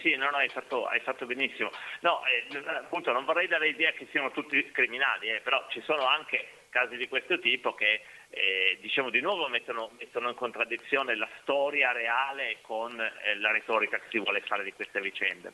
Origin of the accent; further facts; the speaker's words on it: Piedmont, Italy; io vengo dal Piemonte